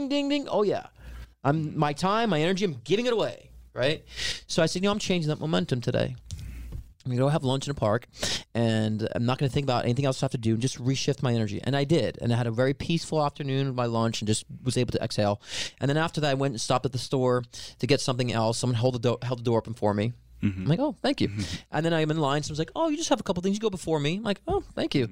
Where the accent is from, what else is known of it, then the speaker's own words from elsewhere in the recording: New York, United States; I'm a New Yorker. You can't take the New Yorker out of the New Yorker